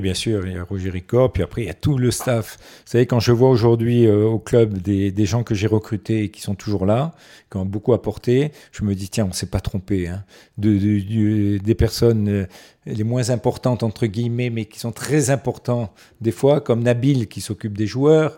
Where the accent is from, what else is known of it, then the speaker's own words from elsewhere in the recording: Nice, Provence-Alpes-Côte d'Azur, France; also born or lived in Morocco; Je suis arrivé à Nice à l'âge de 4 ans, parce que je suis né au Maroc.